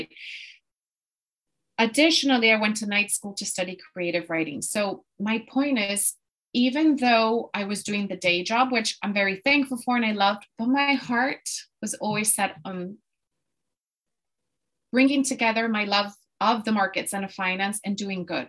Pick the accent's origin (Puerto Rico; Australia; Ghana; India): Puerto Rico; moved away as an adult; also born or lived in Boston, United States; now in London, United Kingdom; I am actually from Puerto Rico in the Caribbean. And so I was born and raised there.